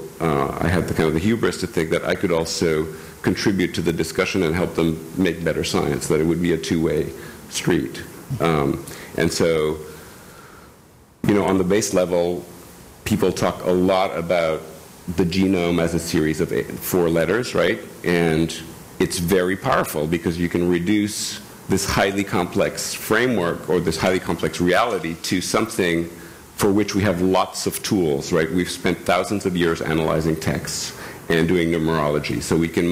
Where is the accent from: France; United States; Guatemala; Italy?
France; moved away; also born or lived in India; I grew up in France.